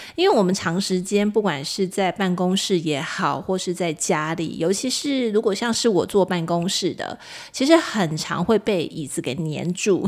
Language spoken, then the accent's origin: Chinese; Kaohsiung, Taiwan; 我高雄人嘛，我住在高雄，我其实现在的住家也是临近高雄爱河